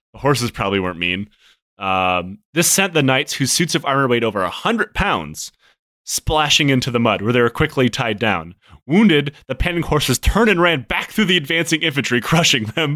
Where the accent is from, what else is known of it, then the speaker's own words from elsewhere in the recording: Michigan, United States; growing up in Michigan, Chicago isn't very far away